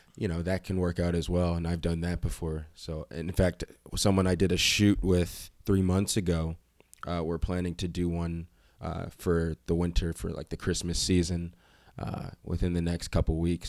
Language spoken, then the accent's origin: English; Reading, Pennsylvania, United States; I'm from Reading, Pennsylvania.